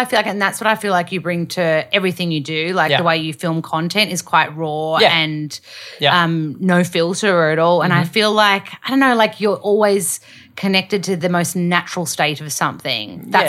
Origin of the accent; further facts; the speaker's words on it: Australia; as an Aussie that works in media